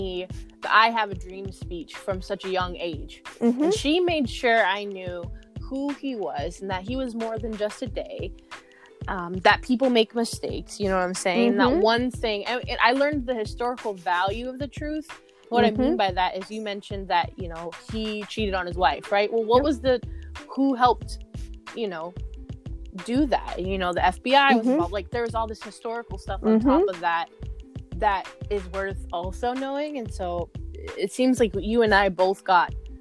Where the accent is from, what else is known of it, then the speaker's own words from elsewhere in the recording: Texas, United States; growing up in Texas, I'm trying to think if MLK was even covered in anything we studied growing up through elementary school, middle school, high school